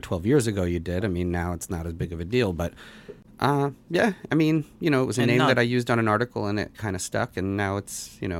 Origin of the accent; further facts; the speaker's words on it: Russia; born there; I was born in Russia